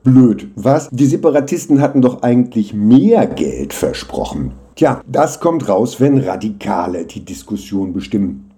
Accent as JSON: {"language": "German", "town": "Hanover", "region": "Lower Saxony", "country": "Germany", "also_born_or_lived": "Jena", "moved": "yes", "said": "ich komme aus Hannover"}